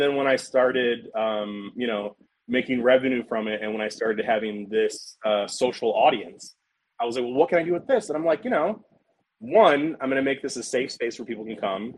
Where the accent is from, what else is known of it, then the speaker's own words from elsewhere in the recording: American South, United States; I am a Southern dude